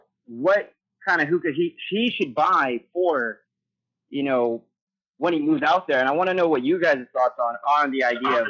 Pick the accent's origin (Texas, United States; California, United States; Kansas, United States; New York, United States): California, United States; Gilroy; I'm from Gilroy, California, really close to San Jose. I'm the garlic capital of the world